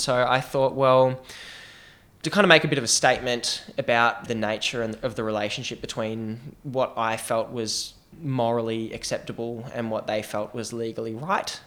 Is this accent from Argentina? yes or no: no; Australia; I'm Australian